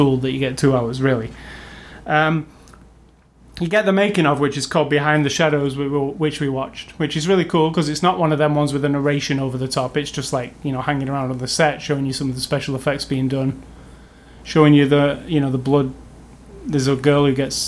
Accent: England, United Kingdom; as an English person

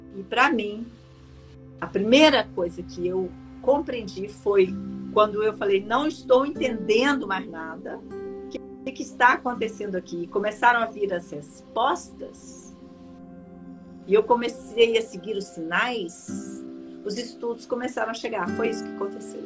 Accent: Minas Gerais, Brazil; eu, como uma boa mineira

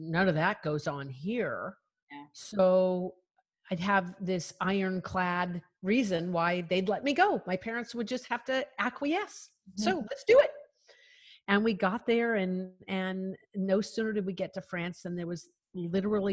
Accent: Colorado, United States; I am a cowgirl from Colorado, and I grew up in such a remote area of the Rockies

